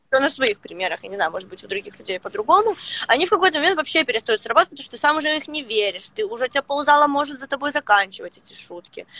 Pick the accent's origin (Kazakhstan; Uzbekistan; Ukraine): Ukraine; Luhansk, Luhansk Oblast; also born or lived in Saint Petersburg; now in Petah Tikva, Israel; я родилась, короче, в Луганске, а сейчас я живу в Петахтикве